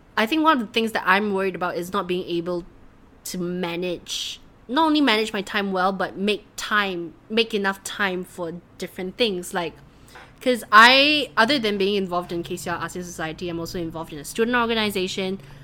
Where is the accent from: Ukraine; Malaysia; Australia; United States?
Malaysia; moved away; as a Malaysian girl